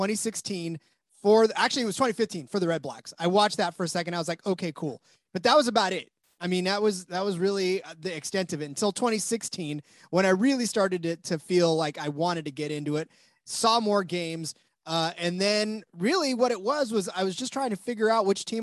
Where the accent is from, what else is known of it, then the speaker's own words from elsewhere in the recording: United States; now in California, United States; as an American